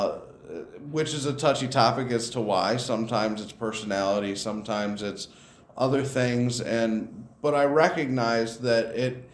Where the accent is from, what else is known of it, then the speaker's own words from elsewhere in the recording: Rockton, Illinois, United States; I grew up in the Rockton, Illinois area.